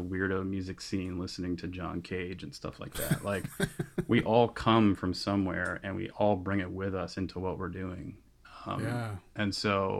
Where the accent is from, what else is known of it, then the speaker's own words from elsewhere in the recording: Florida, United States; So I grew up at the beach. I was born in Florida, and so I grew up at the beach